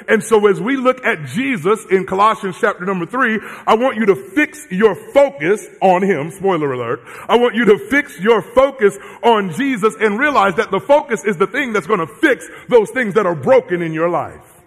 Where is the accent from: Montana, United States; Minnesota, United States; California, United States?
California, United States; Southern; I'm from Southern California